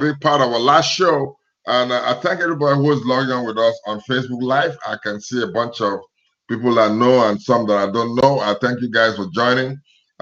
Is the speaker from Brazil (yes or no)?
no; Nigeria; now in United States; my home country, Nigeria